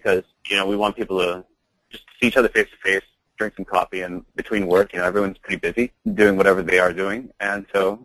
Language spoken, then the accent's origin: English; Hong Kong; moved away; I grew up in Hong Kong, so that's sort of my home.